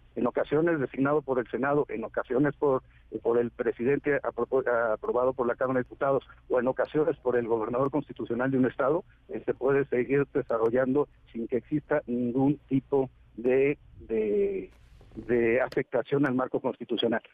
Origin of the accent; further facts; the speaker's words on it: San Juan del Río, Querétaro, Mexico; also born or lived in Mexico City; yo a partir de los 20 días viví en, San Juan del Río. ahí a partir de... Y pasé en, Querétaro mi primaria, mi secundaria, mi preparatoria, mi carrera